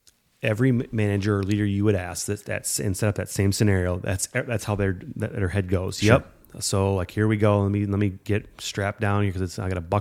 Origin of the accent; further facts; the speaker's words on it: Davenport, Iowa, United States; We're from Davenport, Iowa.